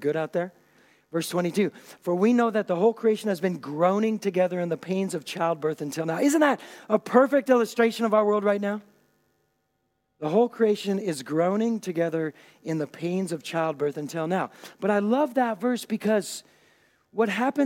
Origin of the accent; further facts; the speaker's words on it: Puget Sound, Washington, United States; now in Germany; I grew up on the Puget Sound